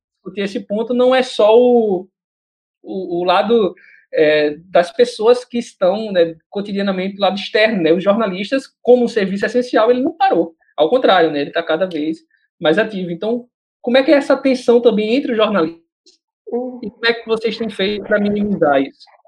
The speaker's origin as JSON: {"language": "Portuguese", "region": "Northeast Region", "country": "Brazil", "accent": "nordestinês", "said": "eu sou nordestino"}